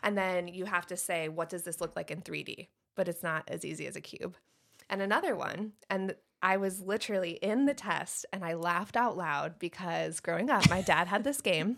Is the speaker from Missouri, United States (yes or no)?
no; Michigan, United States; moved away as an adult; also born or lived in Wilmington, North Carolina / Shelby, North Carolina; now in Moore County, North Carolina, United States; I grew up in Michigan